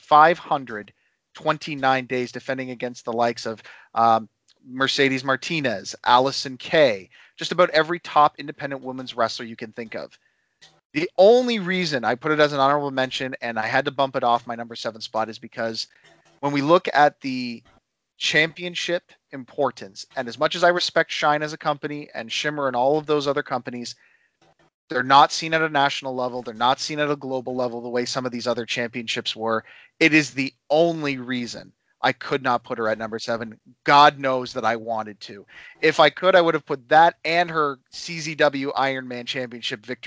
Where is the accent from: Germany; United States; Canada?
Canada; I'm Canadian.